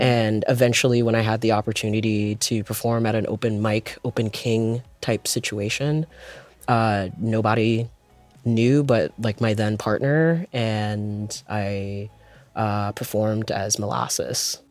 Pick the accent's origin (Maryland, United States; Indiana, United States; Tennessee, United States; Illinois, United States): Maryland, United States; Prince George's County; I am from Prince George's County, Maryland